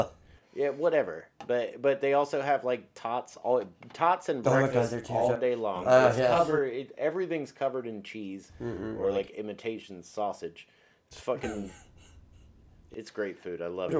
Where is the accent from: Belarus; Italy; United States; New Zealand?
United States; Glen Burnie, Maryland; we grew up in the Glen Burnie, Pasadena area.